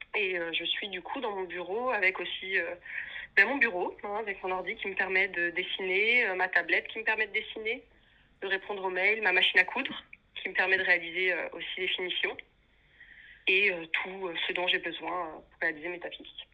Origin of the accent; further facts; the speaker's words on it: Paris, Île-de-France, France; moved away as an adult; now in Brussels, Belgium; je suis née à Paris, donc c'est là-bas que j'ai commencé euh, mes études